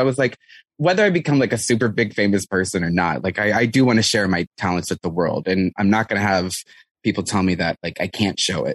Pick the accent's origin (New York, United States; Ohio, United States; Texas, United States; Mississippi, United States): Texas, United States; San Antonio; I grew up in San Antonio, Texas